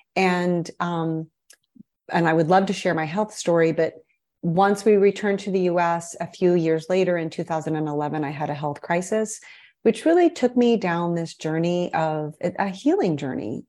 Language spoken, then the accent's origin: English; Midwest, United States; moved away as an adult; also born or lived in Brazil / Chicago / Miami Beach; I am a Midwesterner at heart. I was born and raised in the Midwest